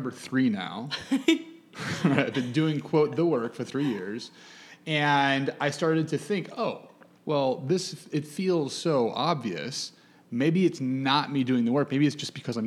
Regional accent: Chicago, Illinois, United States; now in New York, United States; I'm from Chicago

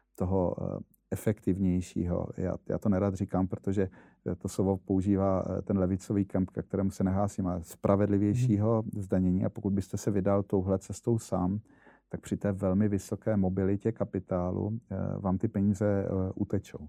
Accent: Brno, South Moravian Region, Czechia; já jsem Brňák

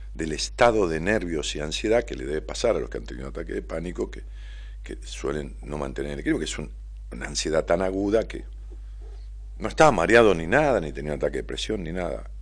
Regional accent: Ramos Mejía, Buenos Aires Province, Argentina; moved away as an adult; now in Buenos Aires, Argentina; Allá en Ramos Mejía, en mi pueblo. Cuando yo vivía allá en Ramos, que viví toda mi vida, hace 10 años que vivo acá en, Capital

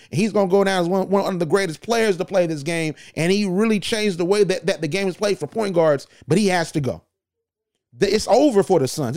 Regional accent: Atlanta, Georgia, United States; That's my hometown team.

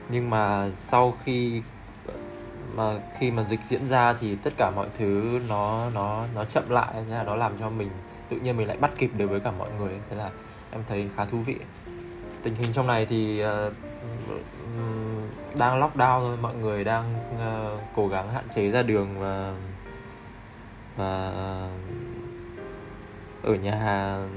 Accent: Hanoi, Vietnam; moved away as an adult; now in Ho Chi Minh City, Vietnam; hiện tại đang uh, sinh sống và làm việc tại Sài Gòn được uh, à, 4 năm rồi. Em đến từ Hà Nội.

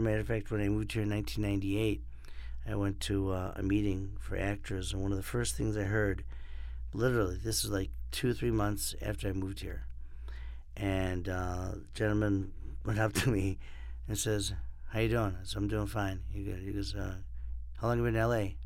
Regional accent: Rochester, New York, United States; also born or lived in Miami / Orlando; now in Los Angeles, United States; I'm from Rochester, New York, and lived in Miami and Orlando

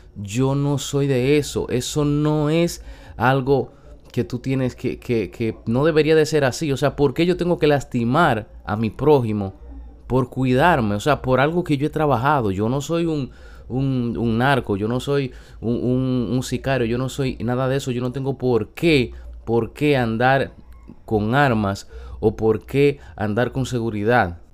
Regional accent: San Francisco de Macorís, Duarte, Dominican Republic; yo soy una persona que vengo de un campo de San Francisco de Macorís que trabajé

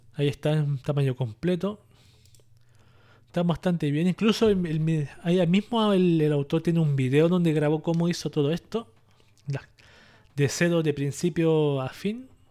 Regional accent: Chile; yo aquí en mi país, en Chile

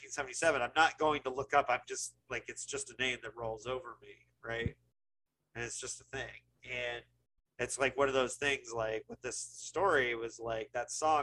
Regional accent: Bloomington, Indiana, United States; I grew up in Indiana

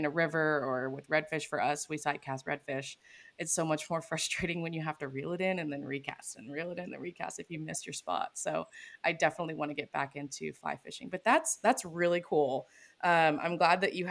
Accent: Gulf Coast of Texas, United States; I grew up on the Gulf Coast of Texas

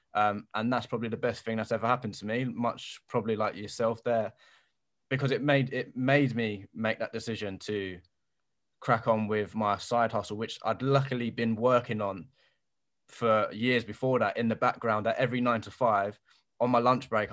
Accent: London, United Kingdom; I'm from Bermondsey, so South London

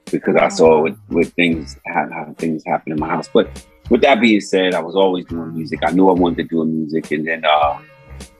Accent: New York City, New York, United States; I'm born and raised in South Bronx

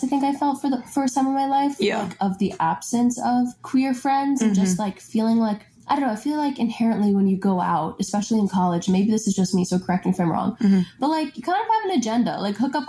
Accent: Ohio, United States; I'm from Ohio

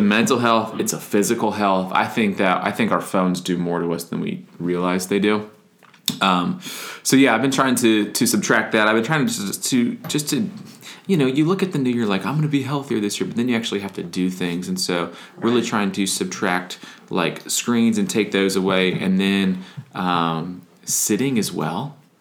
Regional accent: Florida, United States; moved away; also born or lived in Wisconsin / Nashville; I grew up in Florida, so we had Publix

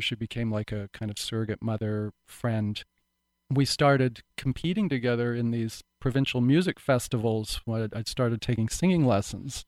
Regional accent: Vancouver Island, British Columbia, Canada; this little backwoodsy town where I grew up on Vancouver Island

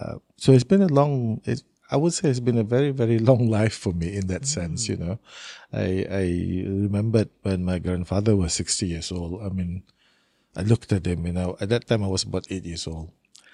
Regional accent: Tutong District, Brunei; also born or lived in Seraya; So I was actually born in Seraya. And then after a few years, he was moved to Tutong. So I went to school in Tutong.

